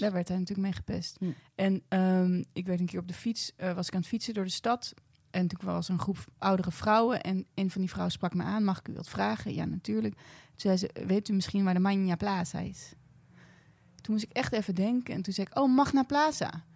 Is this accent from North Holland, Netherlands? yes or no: yes; Blaricum, North Holland, Netherlands; ik kom uit Blaricum